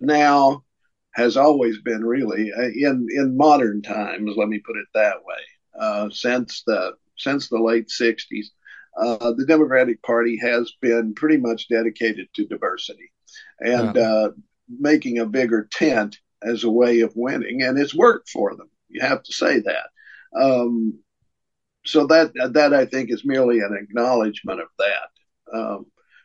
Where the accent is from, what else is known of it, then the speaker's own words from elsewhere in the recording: Tennessee, United States; my hometown senator, Marsha Blackburn